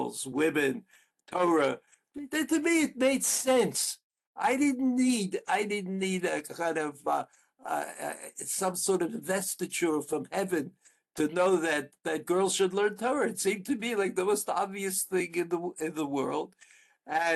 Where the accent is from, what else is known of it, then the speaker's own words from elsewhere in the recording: New York, United States; moved away as an adult; now in Israel; I came from the Yeshiva Flatbush, which is a co-ed Jewish school.